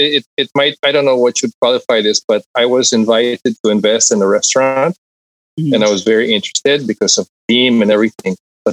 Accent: Mexico City, Mexico; now in Philippines; I was born here. I was born here in the Philippines into that whole Konyo environment. Mm-hmm. That's where my background comes from. But at 4 years old, I moved to Mexico City.

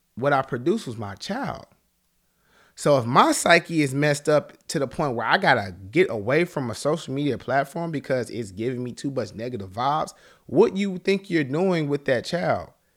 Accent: Charlotte, North Carolina, United States; I'm from Charlotte, North Carolina

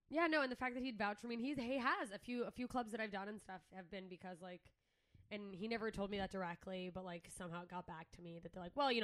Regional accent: Mississippi, United States; also born or lived in Alaska; I moved to Alaska from Southern Mississippi.

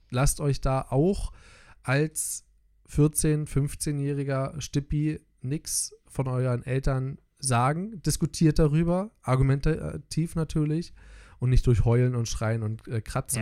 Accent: Germany; als Deutscher

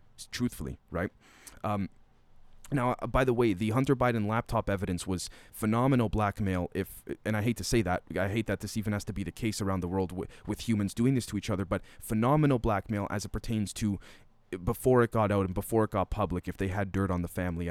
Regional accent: Canada; as a Canadian

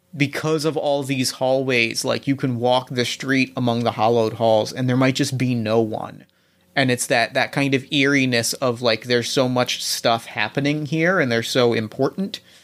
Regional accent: New Jersey, United States; I grew up in New Jersey.

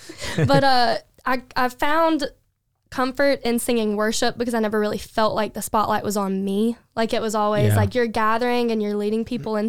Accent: Beech Island, South Carolina, United States; moved away as an adult; also born or lived in Columbia, South Carolina; now in Augusta, United States; So I'm originally from Beech Island, South Carolina

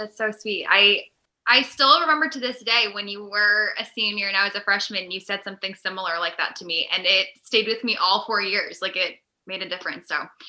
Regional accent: New Hampshire, United States; moved away as an adult; also born or lived in Virginia / Boston area; now in Boston, United States; I grew up in New Hampshire before I went to college in Virginia. And from there, grew up in a somewhat traditional Christian household, really strong morals.

